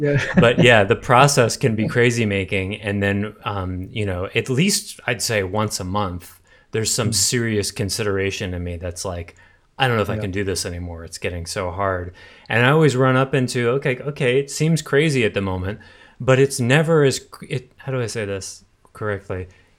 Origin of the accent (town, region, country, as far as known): Massachusetts, United States